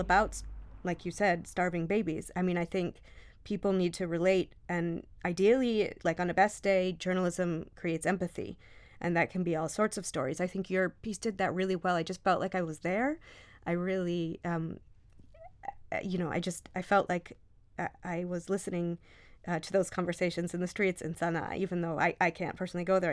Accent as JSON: {"language": "English", "region": "Michigan", "country": "United States", "tie": "born or raised there", "moved": "yes", "said": "I grew up in Michigan"}